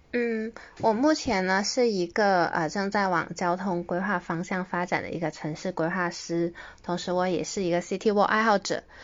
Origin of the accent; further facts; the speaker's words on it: Guangdong, China; also born or lived in Greater Bay Area / west coast of Canada; 因为我是，呃，一个土生土长的广东人嘛，所以其实学习工作我基本上都是，呃，窝在大湾区